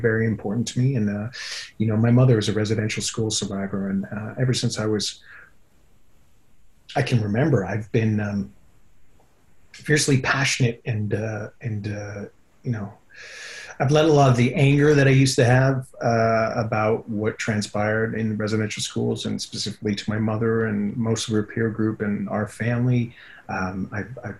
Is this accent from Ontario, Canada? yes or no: no; Whitehorse, Yukon, Canada; I grew up in the Yukon